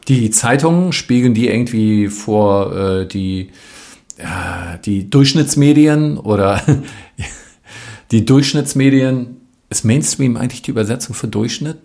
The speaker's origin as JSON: {"language": "German", "region": "West Germany", "country": "Germany", "said": "ich bin ja Westdeutscher"}